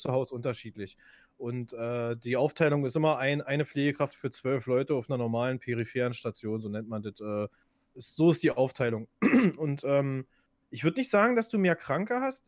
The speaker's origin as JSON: {"language": "German", "country": "Germany", "said": "bei uns in Deutschland"}